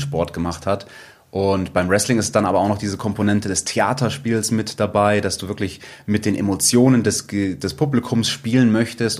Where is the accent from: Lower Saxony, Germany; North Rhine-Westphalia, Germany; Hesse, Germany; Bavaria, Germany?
Bavaria, Germany; Munich; ich bin in München geboren